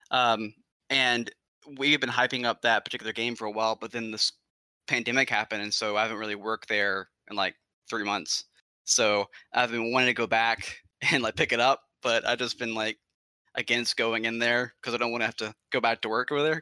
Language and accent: English; Alabama, United States; I'm from Alabama, I'm from Alabama